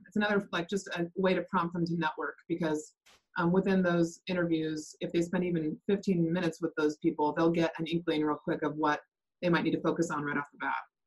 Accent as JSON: {"language": "English", "town": "Bothell", "region": "Washington", "country": "United States", "said": "I'm from Bothell, Washington, just north of Seattle"}